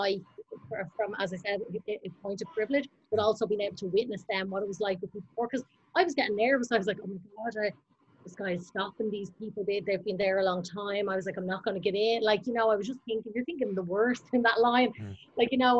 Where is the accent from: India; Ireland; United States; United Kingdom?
Ireland